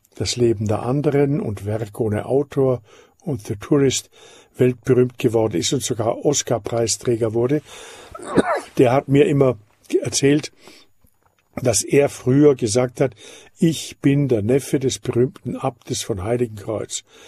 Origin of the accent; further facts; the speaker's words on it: Austria; ich bin Österreicher und in Österreich sind sogar die Führung der Titel vom Staat her nicht erlaubt und ich bin daher ganz aufgewachsen ohne aristokratische Titel